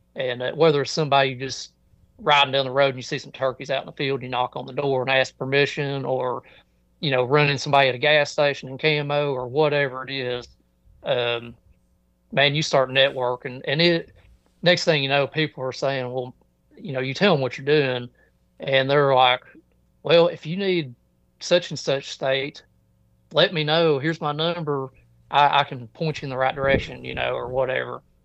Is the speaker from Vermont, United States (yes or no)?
no; Kentucky, United States; my home state here in Kentucky